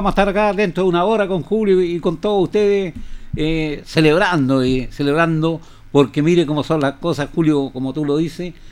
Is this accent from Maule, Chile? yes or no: yes; Longaví, Maule, Chile; soy de Linares, soy de la comuna de Longaví.